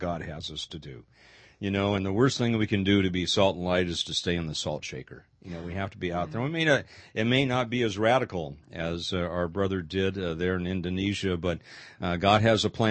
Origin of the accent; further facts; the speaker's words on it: Los Angeles, California, United States; I grew up in the Los Angeles area